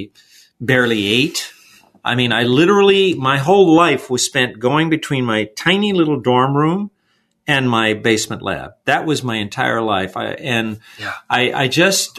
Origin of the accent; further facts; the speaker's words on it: Los Angeles, California, United States; a little kid from East